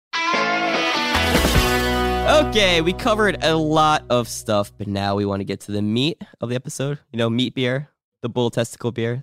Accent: New Jersey, United States; I'm from New Jersey

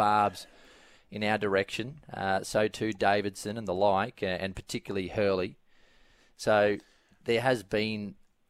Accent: Queensland, Australia; I am a Queenslander

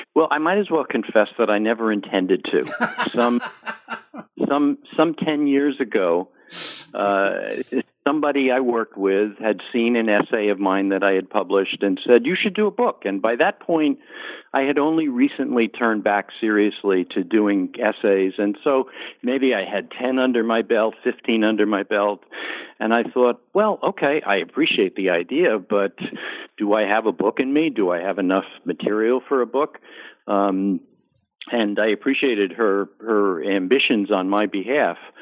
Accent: New Jersey suburbs, United States; also born or lived in Bronx, New York; growing up in the New Jersey suburbs

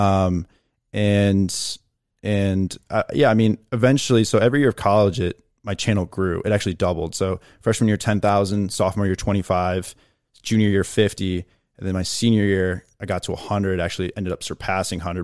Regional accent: Chicago, Illinois, United States; moved away as an adult; also born or lived in Appleton, Wisconsin; where I grew up in Chicago

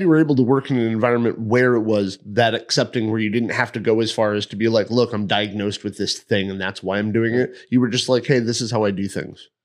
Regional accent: East Hartford, Connecticut, United States; moved away as an adult; I'm from East Hartford

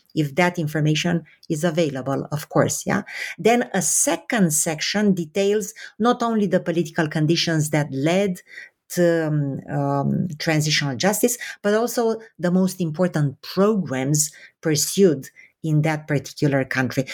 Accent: Romania; moved away; I was born in Romania under communism

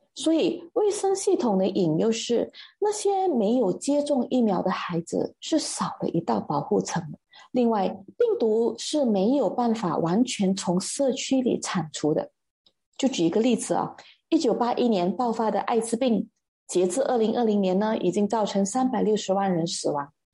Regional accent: Malaysia; 这个传染病它一直困扰着我们马来西亚人

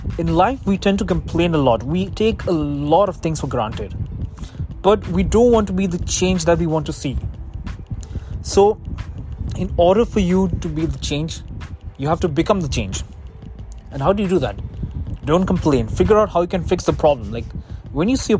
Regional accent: India; now in United States; I'm an Indian citizen myself. I am from India, but I don't live in India. I live in the US

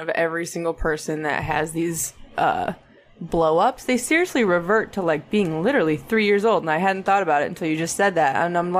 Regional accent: United States; as an American

